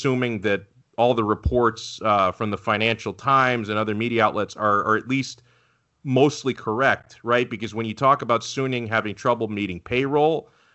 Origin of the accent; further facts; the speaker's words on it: United States; as an American